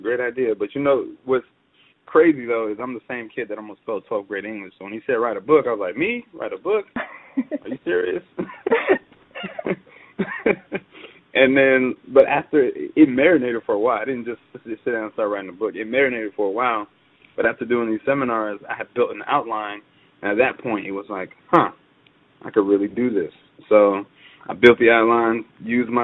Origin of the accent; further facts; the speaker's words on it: Atlanta, Georgia, United States; Born and raised in Atlanta, Georgia